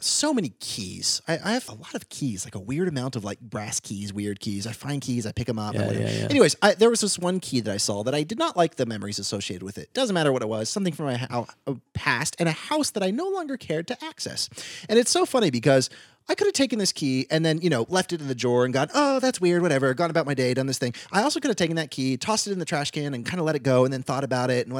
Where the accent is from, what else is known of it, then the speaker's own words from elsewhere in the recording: United States; as American youth